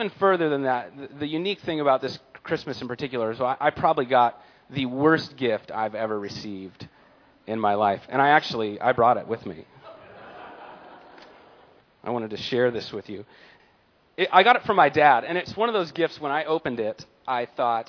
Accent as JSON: {"language": "English", "town": "San Diego", "region": "California", "country": "United States", "tie": "born or raised there", "said": "I was born in San Diego, California"}